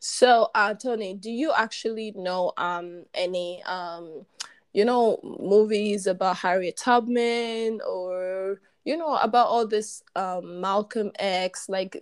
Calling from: Warsaw, Masovian Voivodeship, Poland; Okay, and I'm obviously speaking from Warsaw, Poland.

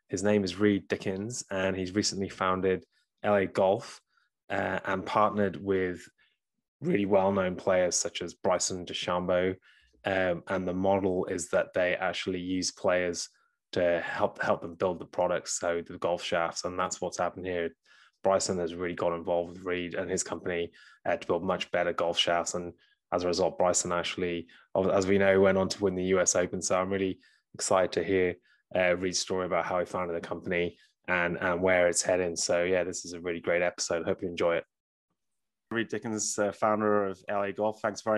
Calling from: New Zealand; I'm calling you from New Zealand. So it's a bit far away from America

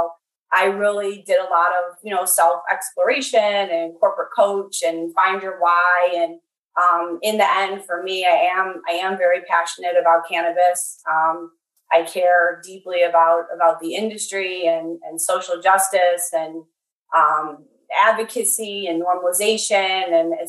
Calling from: Western New York State, United States; I'm calling from Western New York State. And so I'm at work. Gentech Scientific is located in Arcade, New York. So that's about 40 miles south of Buffalo, and it's a rural community.

